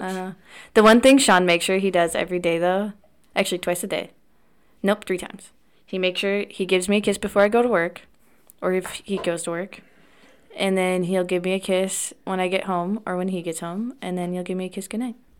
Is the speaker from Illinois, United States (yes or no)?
no; Wisconsin, United States; back home in Wisconsin